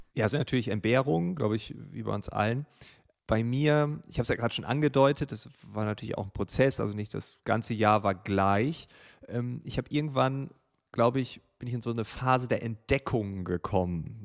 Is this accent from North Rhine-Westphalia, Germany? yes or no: no; Großefehn, Lower Saxony, Germany; Große Feen, einem kleinen Dorf in Norddeutschland, an der Nordsee, an der Grenze zu Holland, direkt an einem Kanal